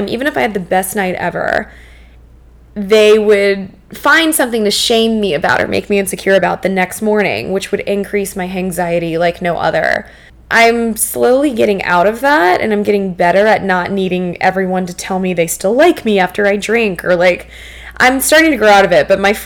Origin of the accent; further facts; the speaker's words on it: New Orleans, Louisiana, United States; I'm from New Orleans.